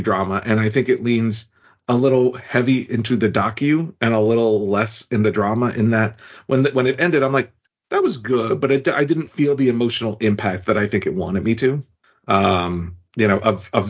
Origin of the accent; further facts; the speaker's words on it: New York, United States; the Jewish culture, which I grew up around in New York